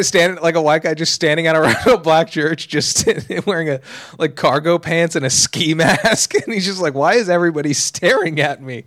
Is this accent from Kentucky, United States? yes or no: no; Los Angeles area, California, United States; I've been in L A my whole life